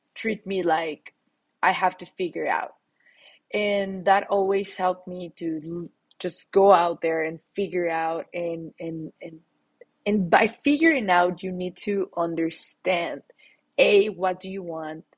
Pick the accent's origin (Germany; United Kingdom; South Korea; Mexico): Mexico; Mexico City; accent: Latin; English is a second language; moved away as an adult; now in United States; I'm born and raised in Mexico City. I recently moved to the US